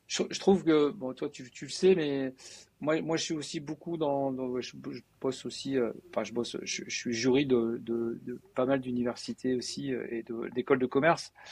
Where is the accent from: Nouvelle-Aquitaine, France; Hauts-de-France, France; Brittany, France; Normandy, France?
Hauts-de-France, France; Denain; moi je suis de Denain, donc Denain c'est vraiment on va dire un peu euh, euh, le valenciennois, donc c'est très industriel, très ouvrier.